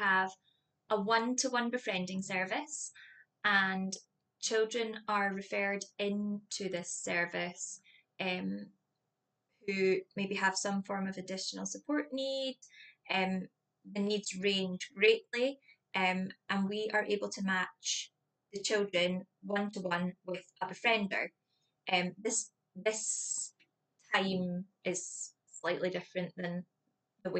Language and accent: English; St Andrews, Scotland, United Kingdom; I am a local here in St. Andrews